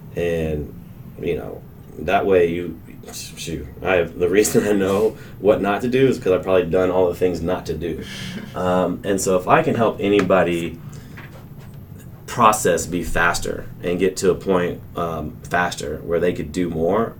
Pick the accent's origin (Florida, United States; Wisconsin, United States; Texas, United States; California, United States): Texas, United States; Colleyville; I grew up in Colleyville